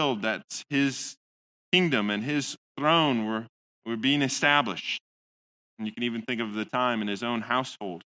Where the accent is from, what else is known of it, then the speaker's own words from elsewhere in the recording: Midwest, United States; most Dutchmen, at least the ones I grew up with in the Midwest